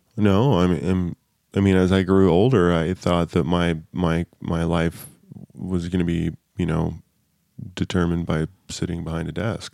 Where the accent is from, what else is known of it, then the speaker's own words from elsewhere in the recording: Southern California, United States; I grew up in Southern California